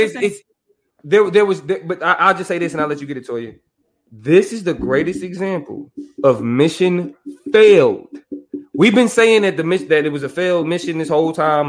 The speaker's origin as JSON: {"language": "English", "country": "United States", "said": "I'm an American citizen"}